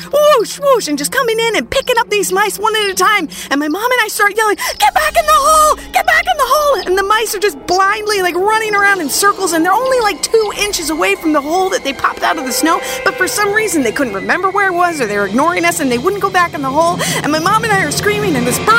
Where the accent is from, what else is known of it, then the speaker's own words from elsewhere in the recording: Minnesota, United States; I grew up in Minnesota, and in Minnesota, lots of people have cabins next to lakes